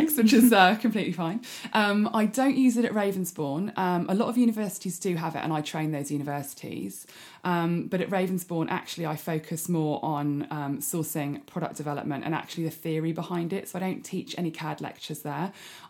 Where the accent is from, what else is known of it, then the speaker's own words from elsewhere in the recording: South Coast, United Kingdom; also born or lived in Greece / South Africa; Well, upbringing wise, I grew up in the South Coast, moved around quite a lot, lived in 11 different houses before I was 18.